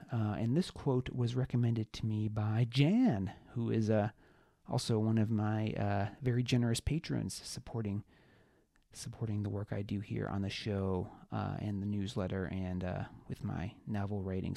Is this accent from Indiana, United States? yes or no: no; Webster, New York, United States; North Pines Park in Webster, New York, which is my hometown.